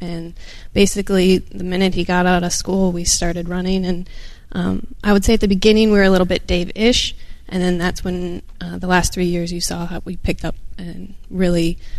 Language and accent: English; Minnesota, United States; moved away as an adult; also born or lived in California; So we grew up in Minnesota, and then we moved to California for Jake's physical therapy school.